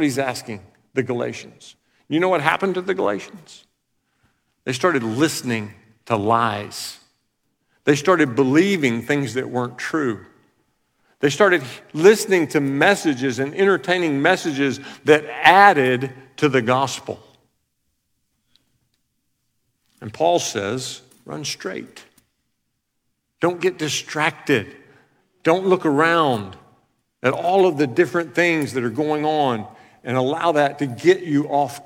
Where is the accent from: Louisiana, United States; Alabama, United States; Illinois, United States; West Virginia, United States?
Alabama, United States; I'm from Alabama